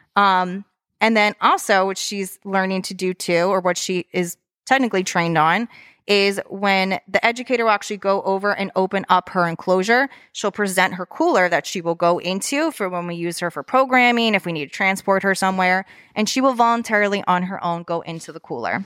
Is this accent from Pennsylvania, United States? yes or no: yes; Lansdale, Pennsylvania, United States; moved away as an adult; also born or lived in Florida; being from, I was originally from Lansdale